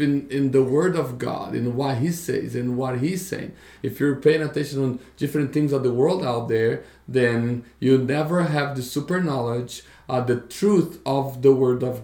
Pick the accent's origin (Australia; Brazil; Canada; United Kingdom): Brazil; moved away; growing up in Brazil.